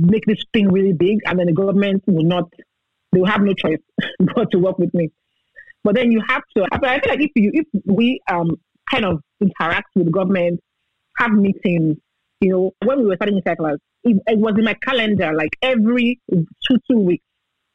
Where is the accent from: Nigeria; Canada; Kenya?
Nigeria; as a Nigerian citizen, with my green passport. That's my only passport